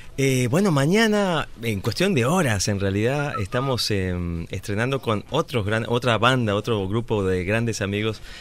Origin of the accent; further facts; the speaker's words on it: Buenos Aires, Argentina; soy de Buenos Aires